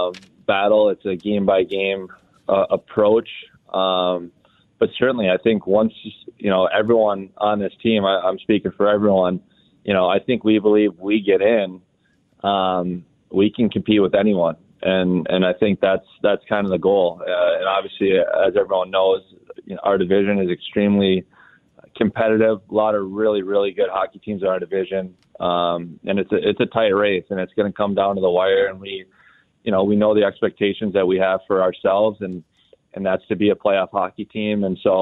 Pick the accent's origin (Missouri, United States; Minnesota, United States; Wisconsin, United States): Minnesota, United States; Lakeville; My family, we grew up in Lakeville, Minnesota, and then my parents grew up in South Minneapolis.